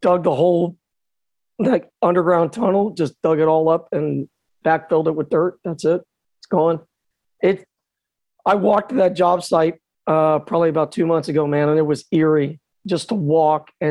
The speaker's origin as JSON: {"language": "English", "town": "Miami", "region": "Florida", "country": "United States", "tie": "born or raised there", "said": "I grew up in Miami."}